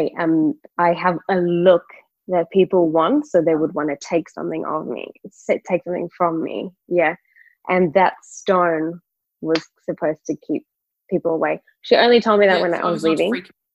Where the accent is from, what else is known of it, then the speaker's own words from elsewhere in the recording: KwaZulu-Natal, South Africa; I was born in KwaZulu-Natal